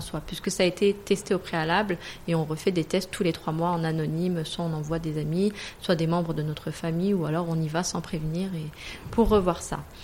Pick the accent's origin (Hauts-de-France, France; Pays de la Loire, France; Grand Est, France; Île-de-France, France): Île-de-France, France; Paris; moved away as an adult; also born or lived in Morocco (ancestry); now in Dubai, United Arab Emirates; Je viens de base de Paris. Je suis à Dubaï depuis 2012 maintenant